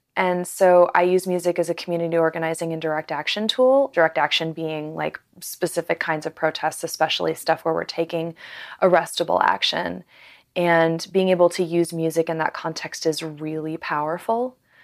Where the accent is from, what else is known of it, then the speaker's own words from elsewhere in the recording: Seattle, Washington, United States; Seattle, Washington.